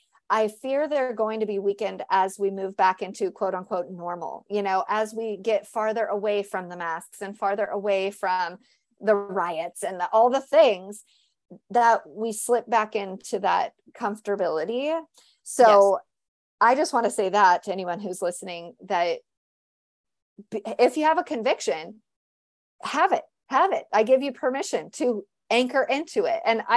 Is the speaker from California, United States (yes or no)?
yes; California, United States; now in Tennessee, United States; I'm from California, you know, so I get that.